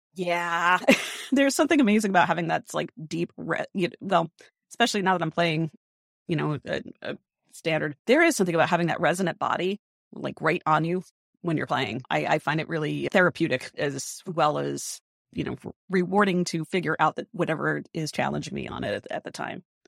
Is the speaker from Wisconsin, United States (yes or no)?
no; Rhode Island, United States; moved away; a really strong music tradition in my hometown over in Rhode Island